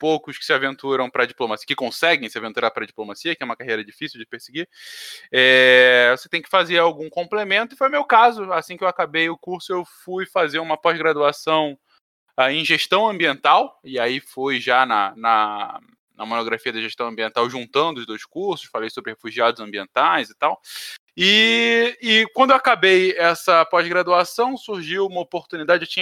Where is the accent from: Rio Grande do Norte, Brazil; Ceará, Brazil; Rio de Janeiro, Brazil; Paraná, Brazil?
Rio de Janeiro, Brazil; Teresópolis; accent: carioca; also born or lived in São Paulo; Eu, eu nasci em São Paulo, mas eu fiquei mudando entre São Paulo e Rio boa parte da minha infância e juventude e acabei fincando mais raízes desde os 11 anos em Teresópolis, na zona serrana do Rio, daí esse sotaque meio carioca.